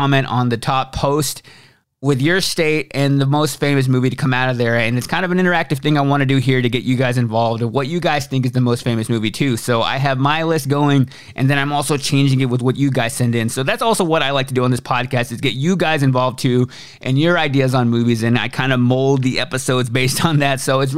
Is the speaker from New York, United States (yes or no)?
no; Austin, Texas, United States; now in Nashville, United States; I live in Nashville, Tennessee. I moved here from Austin, Texas, and I've been in Nashville for about 4 years now.